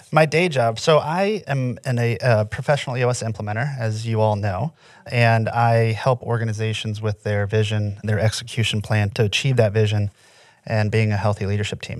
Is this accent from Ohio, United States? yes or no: no; Indiana, United States; moved away as an adult; also born or lived in Florida; I I'm from Indiana, in the middle, born and raised in the middle of nowhere.